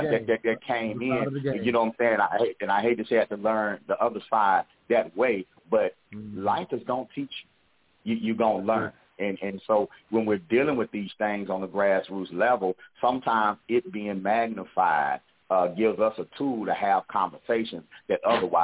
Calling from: Fort Worth, Texas, United States; I'm calling from Fort Worth, Texas. So I'm at home this weekend.

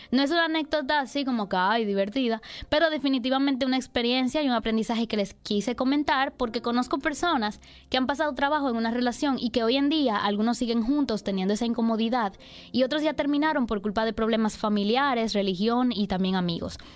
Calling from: Tampa, Florida, United States; te llamo de, la ciudad de Tampa.

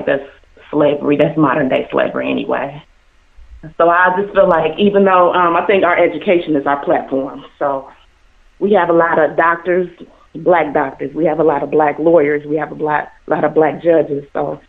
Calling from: Cincinnati, Ohio, United States; I'm calling from Cincinnati, Ohio.

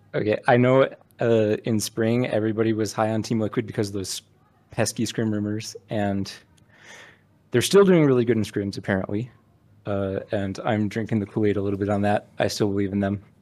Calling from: Utah, United States; Calling from the middle of nowhere, Utah.

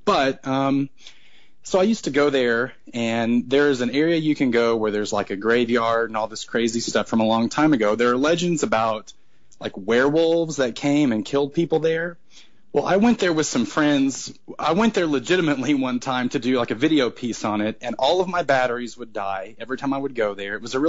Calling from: Oklahoma, United States; I'm calling from Oklahoma

